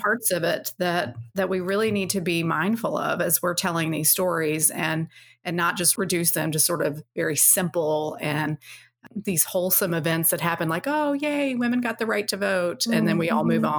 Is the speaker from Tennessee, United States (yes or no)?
yes; Nashville, Tennessee, United States; I grew up in Nashville